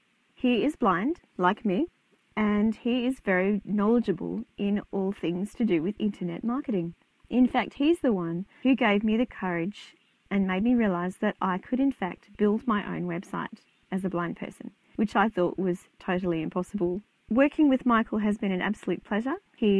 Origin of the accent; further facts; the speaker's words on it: Canberra, Australian Capital Territory, Australia; I am from Canberra, Australia.